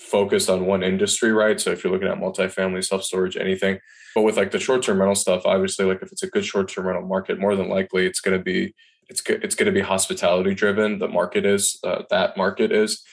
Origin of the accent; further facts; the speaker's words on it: Michigan, United States; moved away as an adult; also born or lived in Washington, D.C. / Asheville, North Carolina; I'm born and raised in Michigan